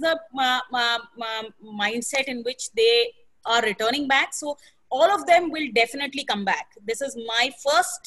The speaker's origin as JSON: {"language": "English", "region": "Bihar", "country": "India", "said": "I hail from Bihar"}